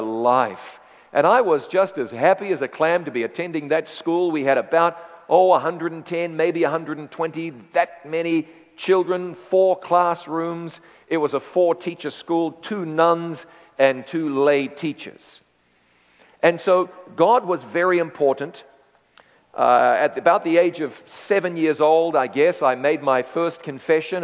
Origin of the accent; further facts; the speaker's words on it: New Zealand; moved away as an adult; also born or lived in London, United Kingdom; my hometown in the north, central north part of the North Island of New Zealand